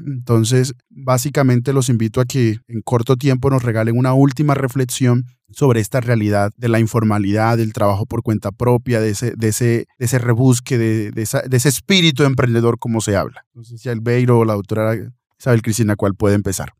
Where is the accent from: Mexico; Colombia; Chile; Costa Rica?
Colombia; nosotros como colombianos